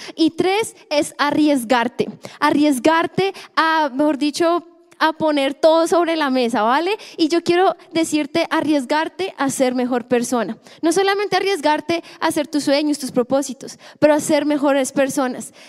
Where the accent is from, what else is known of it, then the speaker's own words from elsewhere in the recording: Colombia; como buen colombiano